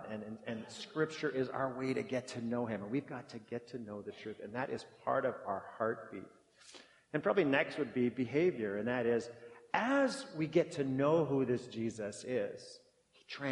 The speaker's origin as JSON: {"language": "English", "town": "Brandon", "region": "Manitoba", "country": "Canada", "tie": "born or raised there", "moved": "as an adult", "said": "I grew up in Brandon, Manitoba, but I did my university years here."}